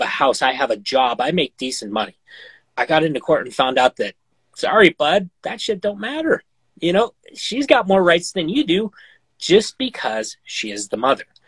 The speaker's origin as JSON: {"language": "English", "region": "Montana", "country": "United States", "tie": "born or raised there", "said": "in my home state you know montana"}